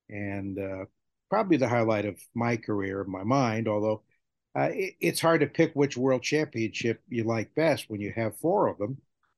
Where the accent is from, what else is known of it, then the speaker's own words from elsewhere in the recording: New England, United States; I'm from New England